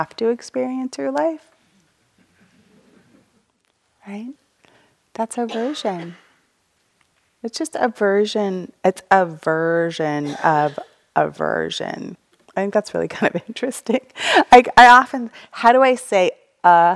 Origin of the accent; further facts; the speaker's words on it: United States; I'm an American